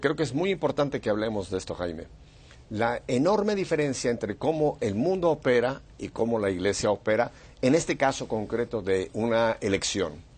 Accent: Mexico City, Mexico; now in United States; Yo soy nacido en Ciudad de México

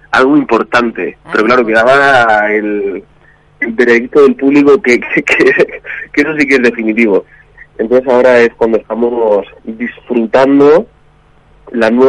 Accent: Region of Murcia, Spain; now in Madrid, Spain; No, soy murciano, soy ah, murciano pero vivo aquí en Madrid.

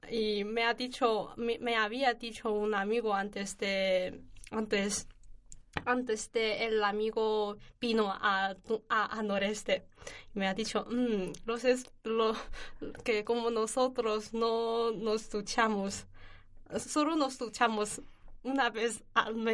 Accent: Northeast China, China; Spanish is a second language; moved away as an adult; now in Alcalá de Henares, Spain; yo soy de noreste de China

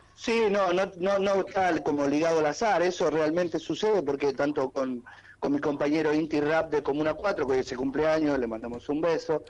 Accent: Uruguay; yo soy uruguayo

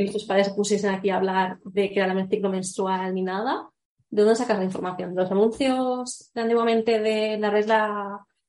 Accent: Barcelona, Catalonia, Spain; moved away as an adult; now in Madrid, Spain; Soy, estoy viviendo aquí en Madrid, pero soy nueva en Madrid porque yo en verdad soy de Barcelona

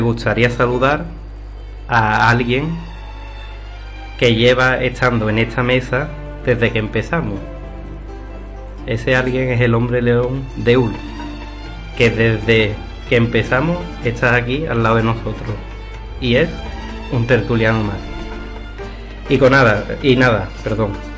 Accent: Dos Hermanas, Andalusia, Spain; soy nazareno, y dos hermanas, vamos, yo como mi pueblo

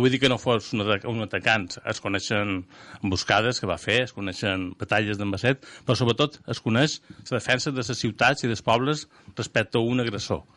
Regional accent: Mallorca, Balearic Islands, Spain; now in Valencia, Spain; nascut a Mallorca, temps família a Catalunya, la meva filla de la Franja, jo visc a València

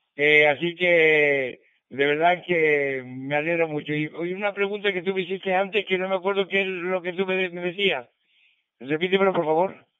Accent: San Sebastián de La Gomera, Canary Islands, Spain; me mandaron para San Sebastián de la Gomera. Así es que me mandaron para mi tierra.

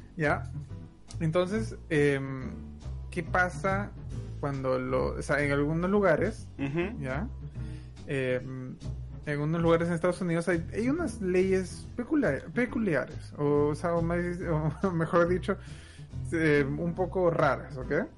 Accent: Peru; now in Canada; yo provengo de Perú, pero hemos inmigrado a Canadá

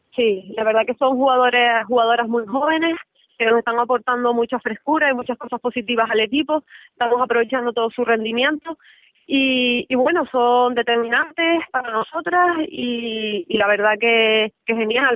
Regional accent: Tenerife, Canary Islands, Spain; also born or lived in León

